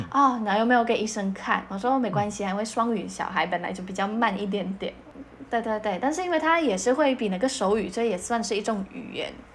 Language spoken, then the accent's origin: Chinese; Poland; first language Polish; Chinese is a second language; now in Taiwan; 我们就日常的相处都是波兰文居多在台湾也是以波兰文居多